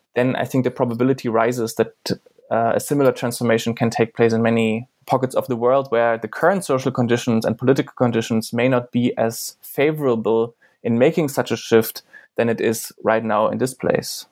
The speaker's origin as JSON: {"language": "English", "region": "eastern Germany", "country": "Germany", "tie": "born or raised there", "said": "I grew up in Germany"}